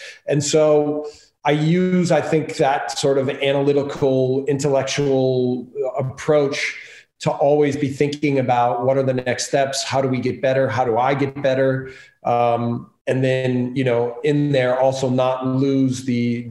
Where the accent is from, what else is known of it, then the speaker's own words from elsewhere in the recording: Milwaukee, Wisconsin, United States; moved away as an adult; also born or lived in Germany / Austria; now in Salzburg, Austria; growing up in Milwaukee, Wisconsin, I had really good coaches